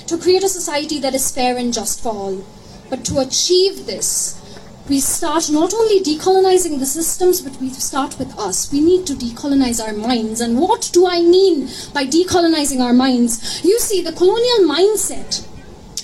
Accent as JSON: {"language": "English", "town": "Kolkata", "region": "West Bengal", "country": "India", "tie": "born or raised there", "moved": "yes", "lives_now": "Scotland", "said": "I grew up in Calcutta, which was the British capital during the Empire."}